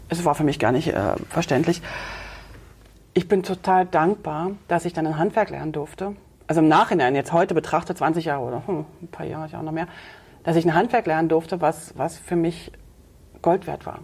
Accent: Berlin, Germany; accent: Berlin; Ich bin ja in der DDR groß geworden

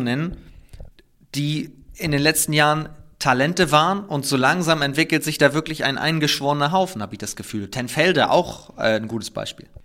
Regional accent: Northern Germany, Germany; ich komme ja aus Norddeutschland

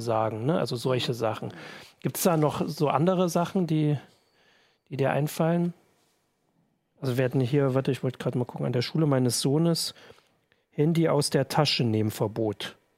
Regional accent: the East, eastern Germany, Germany; in unserem Informatikunterricht durchaus auch so war. So in den neunzigern gab's, äh, sehr viele Schüler, die, glaub ich, äh, den Lehrern bei Informatik ein bisschen voraus waren. Zumindest bei uns im Osten

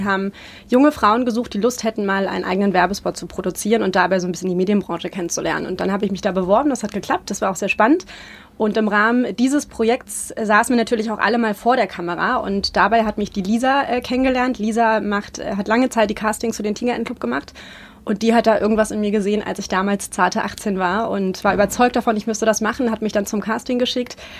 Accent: Berlin, Germany; ich bin 86 in Ostberlin geboren und bin Anfang der 90er da in Friedrichshain aufgewachsen, in Lichtenberg

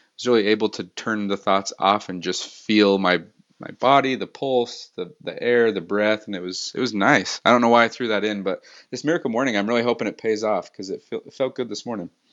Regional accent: Salt Lake City, Utah, United States; also born or lived in Los Angeles / San Francisco; born and raised in Salt Lake

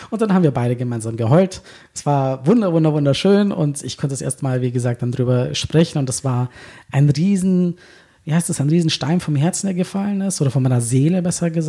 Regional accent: Berlin, Germany; ich bin ja, ich bin ja echte Berlinerin.

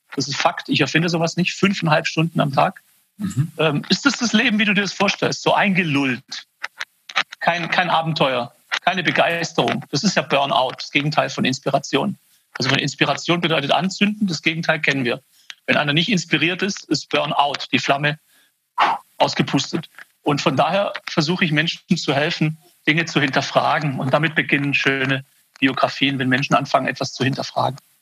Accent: Swabia, near Stuttgart, Baden-Württemberg, Germany; accent: Swabian; ich bin quasi als persischer Kerle geboren im Schwaberländle. Und da bin ich auch aufgewachsen. Meine Eltern sind aus dem Iran äh, Ende der 60er Jahre nach Deutschland gekommen. Da bin ich hier in der Nähe von Stuttgart geboren

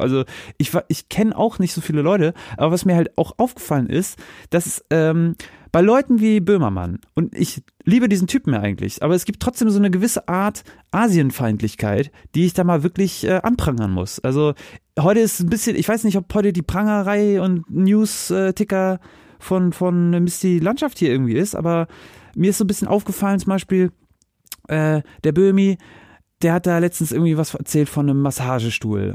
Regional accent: Northern Germany, Germany; now in Hesse, Germany; als Kind, ich komme ja auch aus dem Norden

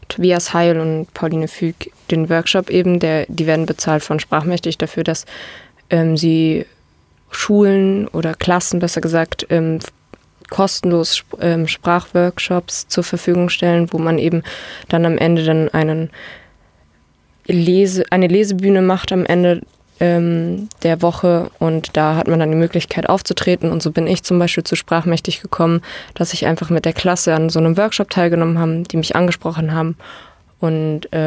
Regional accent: Germany; Ich bin Deutsche, ich hier geboren, aufgewachsen und sozialisiert, deutsche Eltern, deutsche Großeltern durch und durch deutsch.

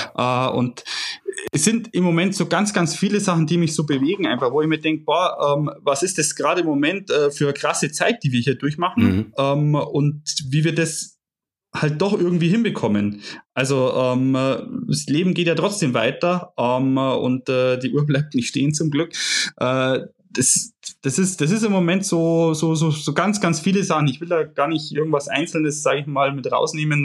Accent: Germany; wo ich lebe, wo ich aufgewachsen bin

